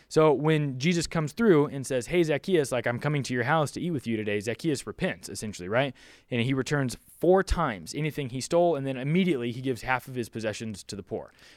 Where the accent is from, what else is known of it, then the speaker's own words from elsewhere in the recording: Philippines; also born or lived in Southern California, United States; now in California, United States; I'm from the Philippines. I grew up in, you know, a developing country in the world